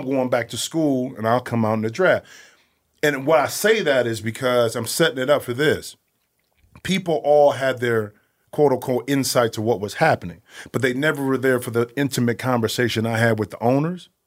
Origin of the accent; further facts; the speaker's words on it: Toledo, Ohio, United States; I'm from Toledo, Toledo, Ohio